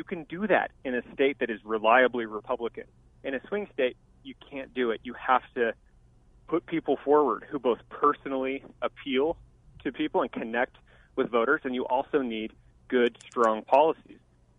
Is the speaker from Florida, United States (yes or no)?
no; Tucson, Arizona, United States; also born or lived in Denver, Colorado; I grew up here in Tucson, and my parents moved here when I was four from Denver, Colorado. They took one vacation to Tucson and fell in love with the weather. So I grew up in Tucson.